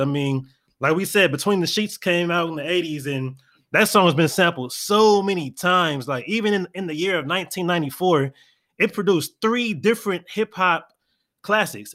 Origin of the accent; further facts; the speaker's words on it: California, United States; moved away as an adult; also born or lived in Florida; me being a California native, even though I'm not from the Bay